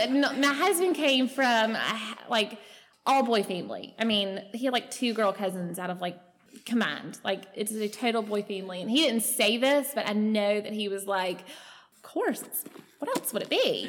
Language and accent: English; Alexander City, Alabama, United States; I am from Alexander City, just up the road. Um, I grew up on Lake Martin